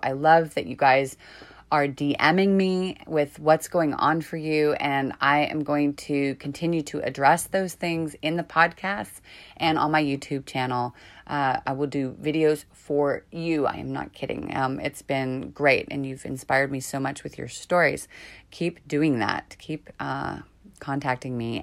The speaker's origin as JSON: {"language": "English", "town": "San Francisco", "region": "California", "country": "United States", "tie": "born or raised there", "also_born_or_lived": "Marin County, California", "said": "I've lived here I grew up here. I was born in San Francisco, a very different energy to here up north"}